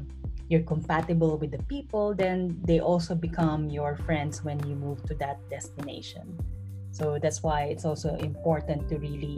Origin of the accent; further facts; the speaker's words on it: Bacoor, Calabarzon, Philippines; moved away as an adult; also born or lived in Singapore / San Jose, California, United States / London, United Kingdom / Basel, Switzerland; now in Zurich, Switzerland; I'm originally from Bacoor, Cavite in the Philippines.